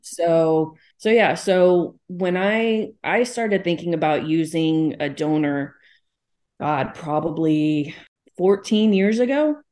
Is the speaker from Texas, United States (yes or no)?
yes; Texas, United States; I live in Texas, so I'm down the South